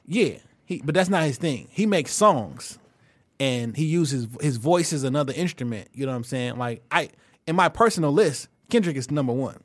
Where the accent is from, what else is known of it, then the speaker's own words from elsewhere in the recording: St. Louis, Missouri, United States; I'm from Saint Louis